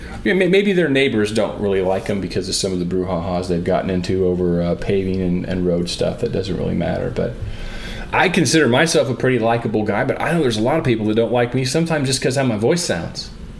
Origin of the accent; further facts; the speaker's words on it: Iowa, United States; I grew up in the Goldilocks zone of Iowa football and basketball.